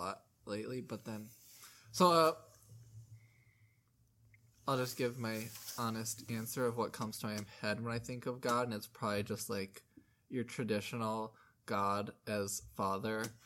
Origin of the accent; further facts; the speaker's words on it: Midwest, United States; you and I are from the Midwest